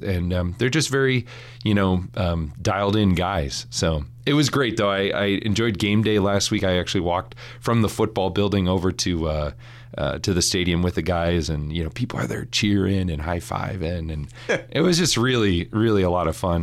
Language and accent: English; Saint Paul, Minnesota, United States; moved away; I grew up in Saint Paul, Minnesota